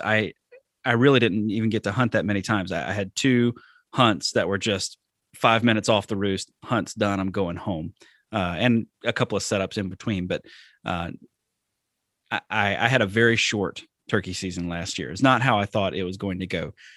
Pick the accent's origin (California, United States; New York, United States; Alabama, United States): Alabama, United States; also born or lived in the South; now in Wisconsin, United States; I'm from Alabama